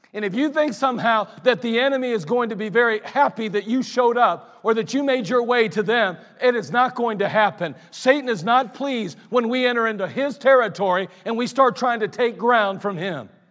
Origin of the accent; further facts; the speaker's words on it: Akron, Ohio, United States; I grew up in Ellet. It's not far from here, actually